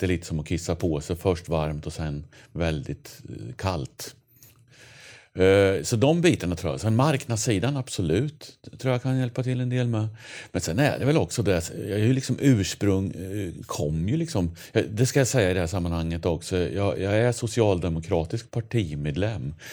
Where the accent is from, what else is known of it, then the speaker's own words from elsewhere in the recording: Linköping, Östergötland, Sweden; accent: östgötska; moved away as an adult; now in Sundbyberg, Sweden; jag är från Östergötland. Mm. Eh, Linköping är jag född och uppväxt i.